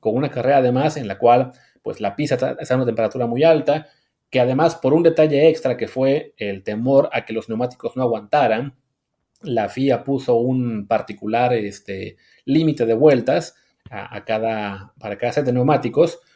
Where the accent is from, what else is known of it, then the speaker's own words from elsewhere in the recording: Mexico; como mexicano